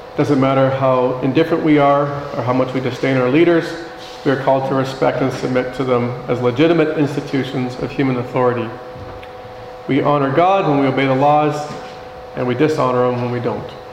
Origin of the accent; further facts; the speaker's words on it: Canada; our responsibility as Canadian citizens